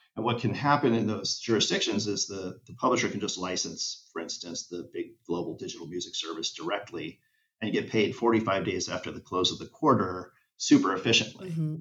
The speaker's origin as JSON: {"language": "English", "town": "Los Angeles", "region": "California", "country": "United States", "tie": "born or raised there", "said": "LA is my hometown"}